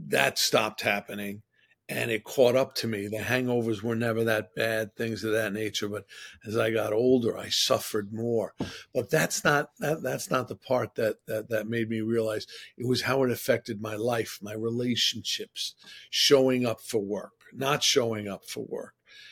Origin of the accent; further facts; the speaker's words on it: New York City, New York, United States; also born or lived in Manhattan, New York City; I actually grew up in Regal Park, Queens. I came to Manhattan when I was 15